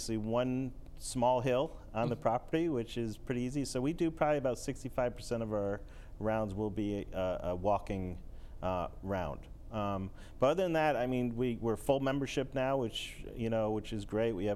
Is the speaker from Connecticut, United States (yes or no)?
yes; Hamden, Connecticut, United States; I'm from originally from Hamden, Connecticut, currently live there